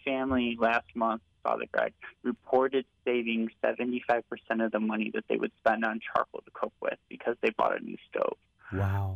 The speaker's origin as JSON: {"language": "English", "town": "Naperville", "region": "Illinois", "country": "United States", "tie": "born or raised there", "said": "the church I grew up at in Naperville, St. Thomas the Apostle"}